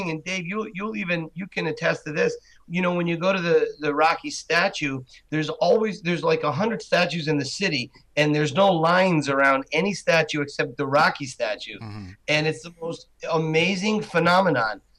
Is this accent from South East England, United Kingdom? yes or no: no; Wales, United Kingdom; Don't forget, I'm from Wales